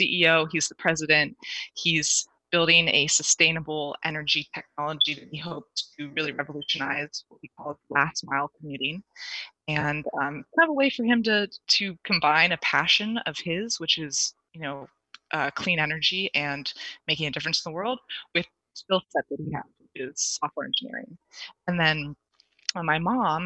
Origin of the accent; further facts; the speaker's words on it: Silicon Valley, California, United States; growing up in Silicon Valley